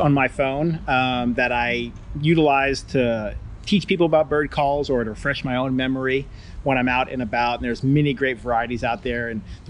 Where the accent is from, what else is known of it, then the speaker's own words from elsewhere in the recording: Columbus, Ohio, United States; moved away as an adult; now in Brookhaven, United States; I grew up in Columbus, Ohio.